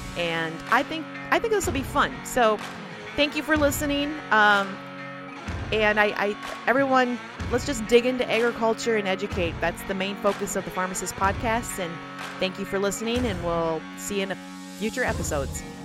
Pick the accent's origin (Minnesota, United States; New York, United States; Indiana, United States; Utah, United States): Minnesota, United States; I am from Minnesota